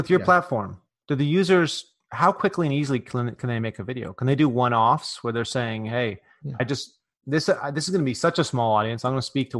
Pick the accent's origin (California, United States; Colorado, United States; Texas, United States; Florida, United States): California, United States; I'm like, I'm from California. What are you talking about? I'm like, well, I'm kind of from the woods in California, way up out in the middle of nowhere. And apparently we talk a little different there.